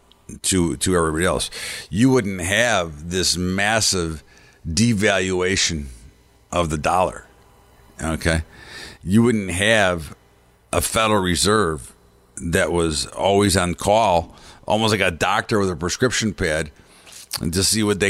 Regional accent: United States; I'm a citizen, I'm an American

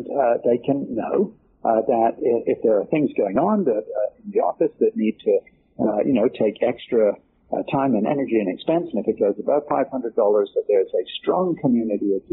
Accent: England, United Kingdom; now in United States; being an Englishman who came over to the United States

